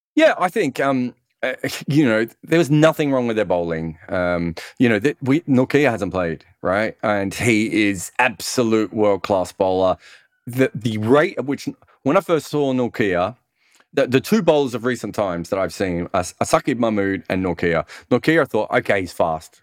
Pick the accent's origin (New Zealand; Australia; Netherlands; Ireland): Australia; Melbourne, Victoria; where I grew up in Melbourne